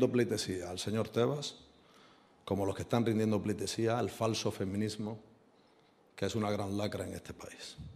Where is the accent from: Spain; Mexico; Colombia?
Spain; como español